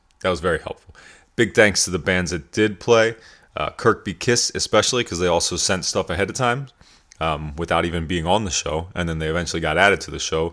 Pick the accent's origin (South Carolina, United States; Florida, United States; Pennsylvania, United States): Pennsylvania, United States; York; I grew up in York, Pennsylvania